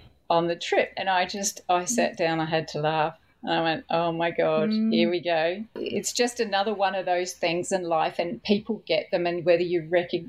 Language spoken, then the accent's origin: English; New Zealand; I was brought up in New Zealand